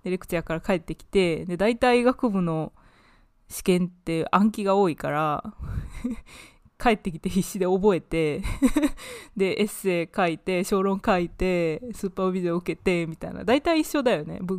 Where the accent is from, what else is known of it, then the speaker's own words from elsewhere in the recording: United Kingdom; also born or lived in Japan; now in United States; 日本生まれ、イギリス育ち、今アメリカで脚本家を目指している